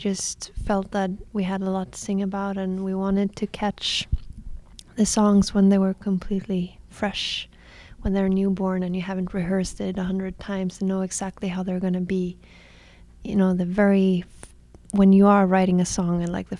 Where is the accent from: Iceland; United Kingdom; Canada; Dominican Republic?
Iceland; moved away; also born or lived in Copenhagen; I'm from Iceland